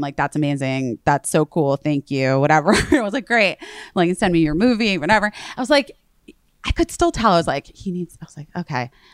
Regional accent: Arizona, United States; now in New York, United States; I'm from Arizona

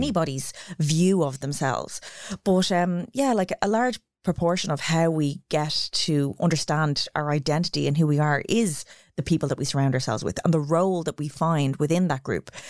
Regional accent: Ireland; as Irish kids

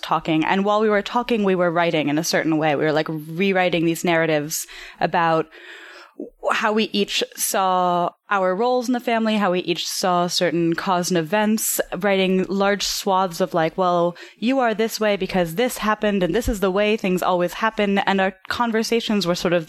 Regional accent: New York City, New York, United States; I grew up in Soho, actually. I grew up in the same loft that my mother moved into in 1974 when she first moved to America.

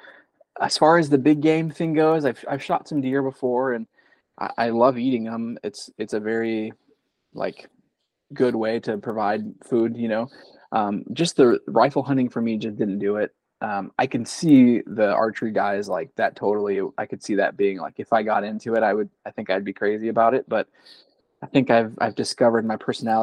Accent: South Dakota, United States; also born or lived in California; And then I moved out to South Dakota. And then I'm 32 now. So I feel like I've kind of grown up in the Midwest.

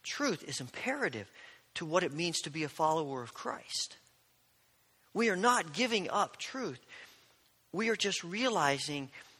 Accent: Indiana, United States; growing up in Indiana, as an Indiana basketball fan

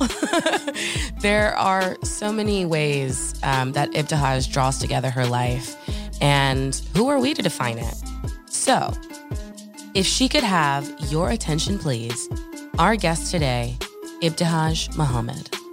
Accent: Orange, New Jersey, United States; I'm from Orange, New Jersey.

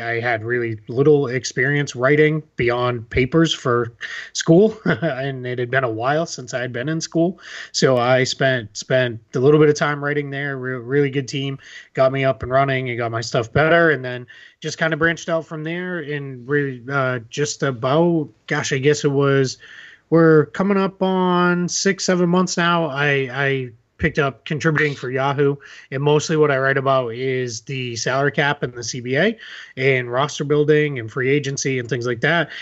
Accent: Boston, Massachusetts, United States; I'm originally from Boston

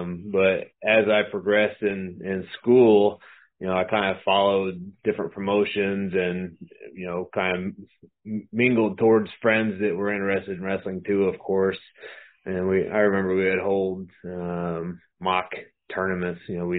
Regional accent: California, United States; born there; No, I'm not from Missouri, actually. I was actually born in California, so I'm built in California.

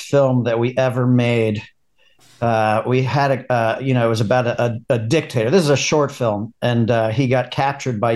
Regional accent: New York, United States; accent: New York; with my New York accent

